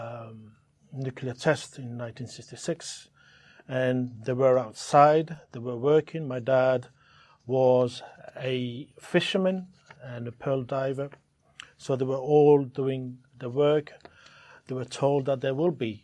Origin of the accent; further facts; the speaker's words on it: French Polynesia; also born or lived in Mangareva; We have to move to Tahiti from Monga River when I was a year and a half. So it was for that reason my mom and my dad were very worried about what could happen to their children. And this is it. We grew up in Tahiti